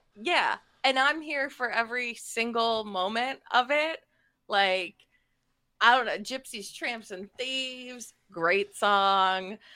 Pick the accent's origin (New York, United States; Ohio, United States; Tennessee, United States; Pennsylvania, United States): Ohio, United States; Akron; Akron's my hometown